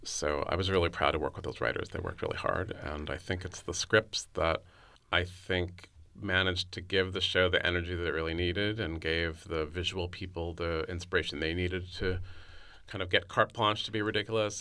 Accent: San Francisco, California, United States; also born or lived in New York; my hometown of San Francisco

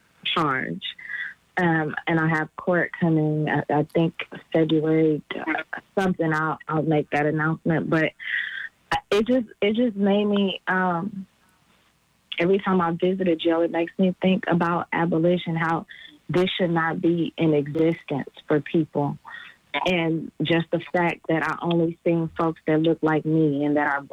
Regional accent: Mississippi, United States; I was taken in because, I came from Mississippi, so I guess they didn't have anything on me.

